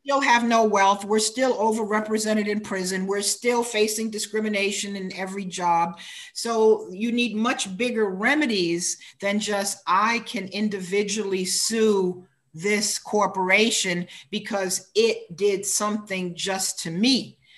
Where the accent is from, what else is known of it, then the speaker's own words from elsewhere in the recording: United States; in America, uh, I'm African American